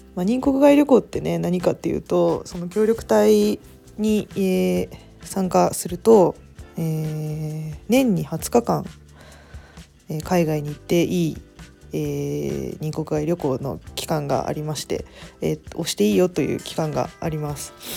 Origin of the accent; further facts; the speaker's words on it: Tokyo, Japan; moved away as an adult; now in Zimbabwe; 自分も東京で育ってる